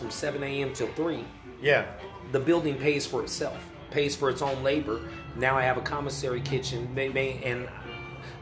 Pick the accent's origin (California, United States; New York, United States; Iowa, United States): California, United States; Sacramento; moved away as an adult; now in Portland, United States; Sacramento is my hometown.